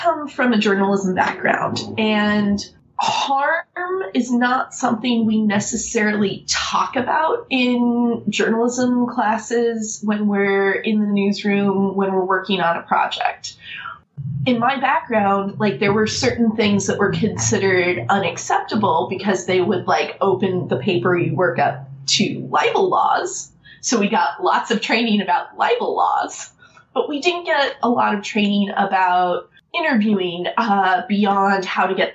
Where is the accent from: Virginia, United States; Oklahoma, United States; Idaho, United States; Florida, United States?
Oklahoma, United States; I am from Oklahoma.